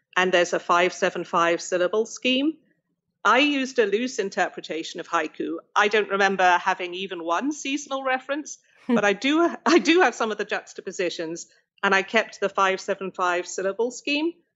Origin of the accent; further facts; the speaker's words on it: United Kingdom; I grew up in Britain and we specialized very early.